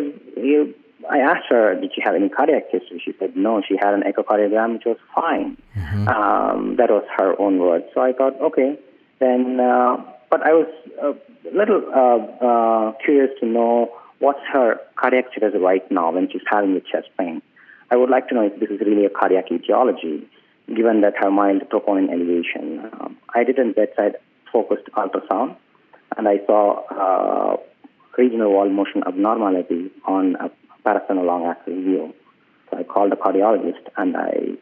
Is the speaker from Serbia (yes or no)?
no; South India, India; moved away as an adult; also born or lived in New York, United States / Pittsburgh, United States; I was born in India, in the southern part of India, where I did my medical school from 2006 to 12.